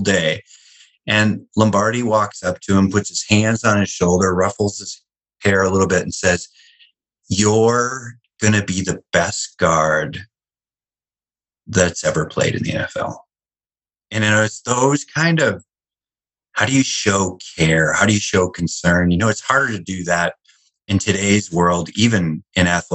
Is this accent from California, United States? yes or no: no; Wisconsin, United States; I grew up in Wisconsin